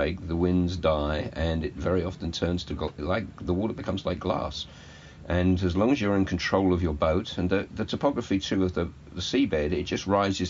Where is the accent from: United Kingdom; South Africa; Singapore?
United Kingdom; England; I'm the Englishman